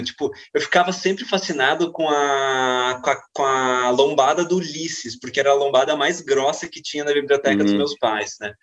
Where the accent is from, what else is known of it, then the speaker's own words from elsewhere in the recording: Brazil; já que somos brasileiros